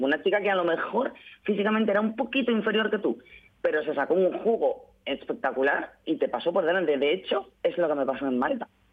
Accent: Spain; Soy la única española

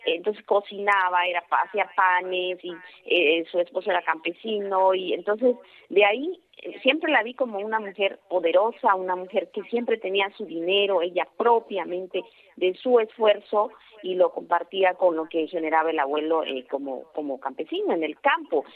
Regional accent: Oaxaca, Mexico; soy oaxaqueña, de que soy mexicana

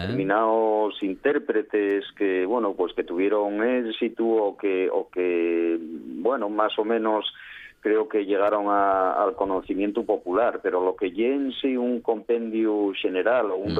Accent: Asturias, Spain; autorreconocemos como asturianos

